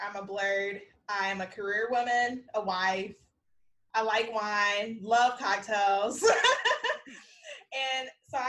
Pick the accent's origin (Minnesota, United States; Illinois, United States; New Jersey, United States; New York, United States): Illinois, United States; South Holland; I'm like, I'm from Chicagoland because I grew up in South Holland.